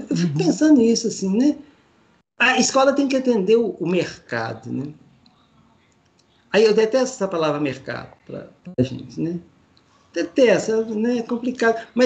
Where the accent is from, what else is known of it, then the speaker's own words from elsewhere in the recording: Minas Gerais, Brazil; Eu, eu sou de Minas, né?